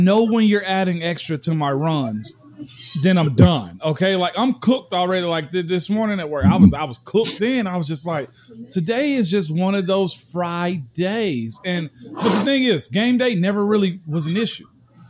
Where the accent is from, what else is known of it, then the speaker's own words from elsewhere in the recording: the South, United States; I'm a kid from the South. Never had gone out of the South.